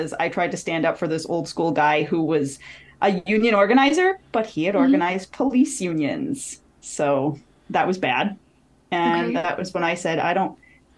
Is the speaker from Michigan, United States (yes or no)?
yes; Detroit, Michigan, United States; moved away as an adult; also born or lived in Washington, D.C.; my hometown of Detroit